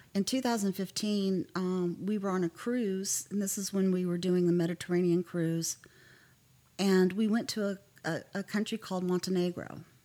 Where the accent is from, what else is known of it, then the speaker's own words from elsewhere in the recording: Mineral Wells, Texas, United States; also born or lived in Fort Worth, Texas; I grew up um, in a little place called Mineral Wells